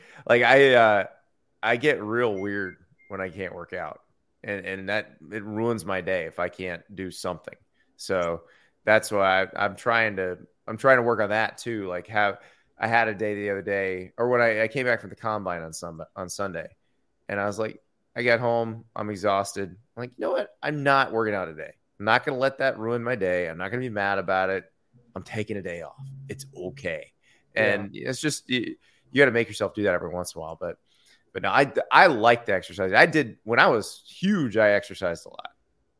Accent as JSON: {"language": "English", "town": "Columbia", "region": "South Carolina", "country": "United States", "tie": "born there", "said": "So born in Columbia, South Carolina, and we lived there for 7 years. My biological father was stationed at Fort Jackson, so that's why we were there."}